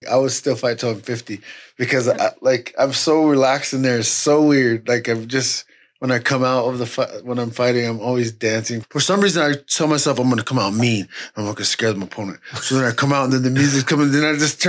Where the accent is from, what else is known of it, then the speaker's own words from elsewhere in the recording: Ogden, Utah, United States; also born or lived in Southern California; we grew up in Ogden together